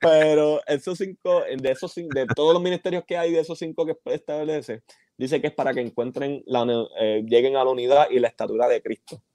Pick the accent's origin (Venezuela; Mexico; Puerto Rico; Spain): Puerto Rico; Bayamón; yo que soy de Bayamón.